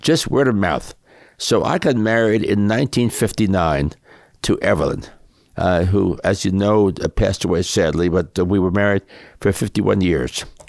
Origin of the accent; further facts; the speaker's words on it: New York City, New York, United States; I grew up in, uh, New York City